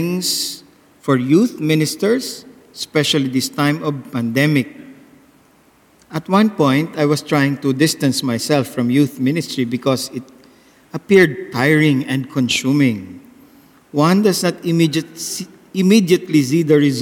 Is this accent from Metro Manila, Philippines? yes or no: no; Daet, Bicol Region, Philippines; I come from the Philippines, from Dait Camarines Norte.